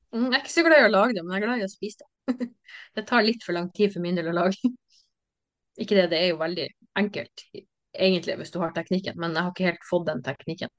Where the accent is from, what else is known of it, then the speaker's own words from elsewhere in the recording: Bodø, Nordland, Norway; also born or lived in Sandhornøya; Jeg er født og oppvokst i Bodø